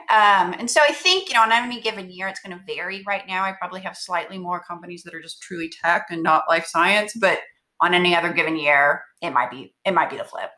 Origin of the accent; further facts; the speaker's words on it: Texas, United States; moved away as an adult; now in Bay Area, United States; I'm from Texas, at a firm in Texas, in Austin